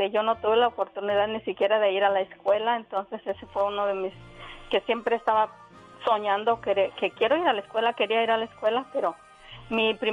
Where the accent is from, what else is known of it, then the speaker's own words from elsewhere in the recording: Pénjamo, Guanajuato, Mexico; now in South Carolina, United States; yo nací en Pénjamo, Guanajuato.